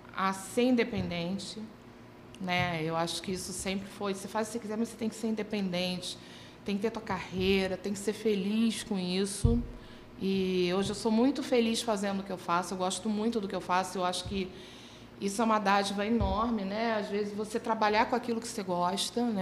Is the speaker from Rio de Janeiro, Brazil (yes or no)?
yes; Rio de Janeiro, Brazil; eu sou carioca, vivi grande parte da minha vida no subúrbio